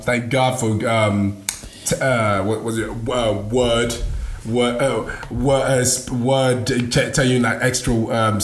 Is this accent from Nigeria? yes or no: yes; Nigeria; English is a second language; I'm Nigerian, so I spoke it. It wasn't my first language